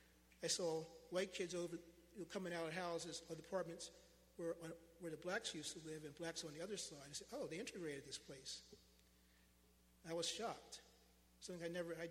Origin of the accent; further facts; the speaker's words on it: United States; as an American, as a United States citizen, as an African American man